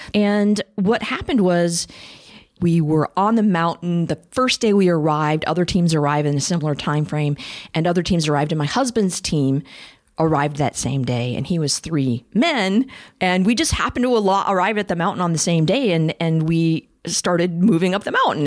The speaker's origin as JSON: {"language": "English", "town": "Champaign", "region": "Illinois", "country": "United States", "tie": "born or raised there", "also_born_or_lived": "Des Moines, Iowa", "moved": "yes", "said": "I grew up in Champaign, Illinois, and Des Moines, Iowa. So I was a Midwestern flatlander"}